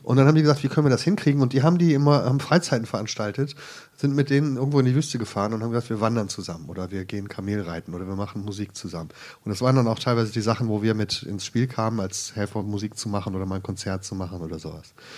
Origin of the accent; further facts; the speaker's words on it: Krefeld, North Rhine-Westphalia, Germany; moved away; also born or lived in Jerusalem; Ich komme ursprünglich vom Niederrhein